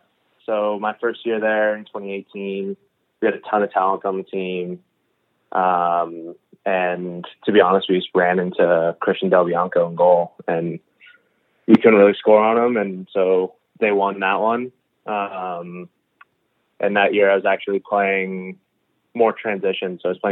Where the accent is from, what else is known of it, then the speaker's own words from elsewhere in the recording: Victoria, British Columbia, Canada; also born or lived in Halifax; So I was 4 years old, and we had just moved out to Victoria. So I was born in Halifax. Me and my parents moved up to Victoria